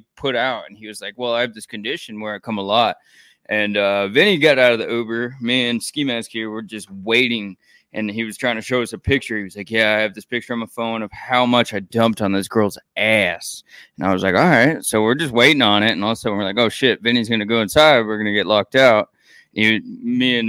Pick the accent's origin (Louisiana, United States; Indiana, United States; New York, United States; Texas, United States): Texas, United States; Houston; I'm from Houston